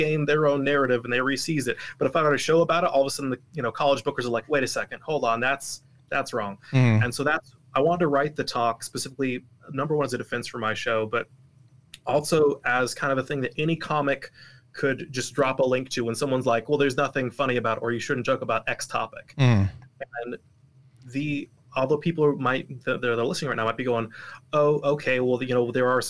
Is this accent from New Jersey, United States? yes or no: no; Portland, Oregon, United States; also born or lived in Salt Lake City, Utah; now in Utah, United States; I was raised in Oregon, Portland, Oregon